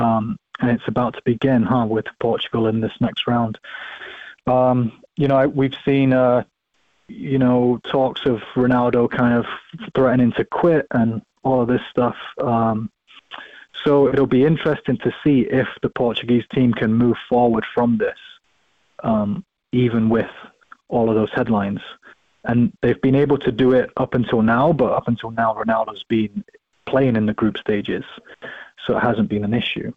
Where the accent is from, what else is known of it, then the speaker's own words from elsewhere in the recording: England, United Kingdom; moved away; also born or lived in Scotland; I grew up, I lived in England longer than I lived in Scotland